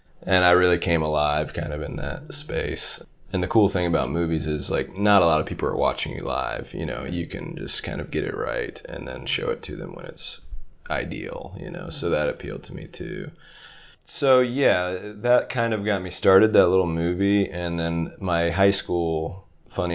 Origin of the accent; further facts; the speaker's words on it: Stafford, Virginia, United States; moved away as an adult; also born or lived in Long Beach; now in Los Angeles, United States; I'm from Stafford, Virginia